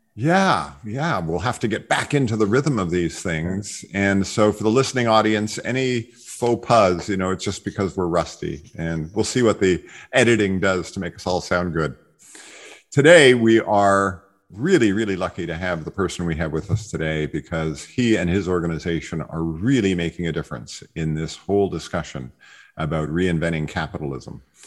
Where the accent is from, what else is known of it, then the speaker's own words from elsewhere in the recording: Montreal, Quebec, Canada; my hometown, McGill University